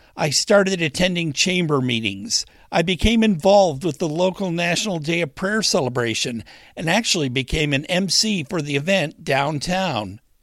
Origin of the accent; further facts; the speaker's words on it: Westland, Michigan, United States; moved away as an adult; now in Springfield, United States; I grew up in Westland, Michigan, in Wayne County.